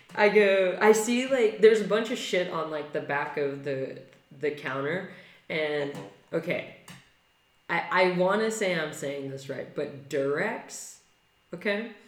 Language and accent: English; California, United States; I'm a Californian